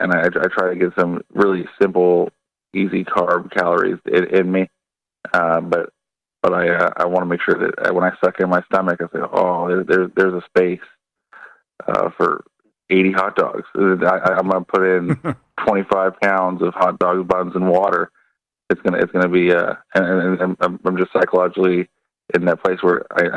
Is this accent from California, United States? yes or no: yes; California, United States; moved away; I'm from California